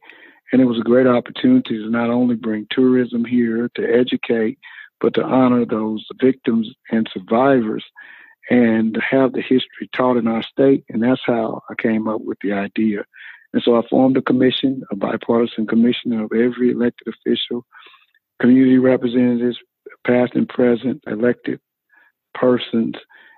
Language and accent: English; Tulsa, Oklahoma, United States; I grew up here in Tulsa. Yes, gotcha. I live one block off of Greenwood, the area that was affected today.